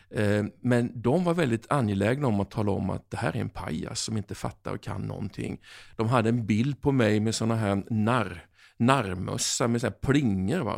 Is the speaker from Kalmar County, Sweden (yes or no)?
yes; Oskarshamn, Kalmar County, Sweden; Eh, jag kom från Oskarshamn. Helt plötsligt så var jag under Kristallkronorna 94 och jag kände mig verkligen som en främling.